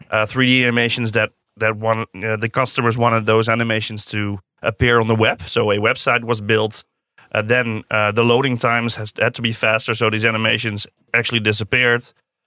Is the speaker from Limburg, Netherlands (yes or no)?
no; Zeist, Utrecht, Netherlands; I come from Utrecht, actually from Zeist.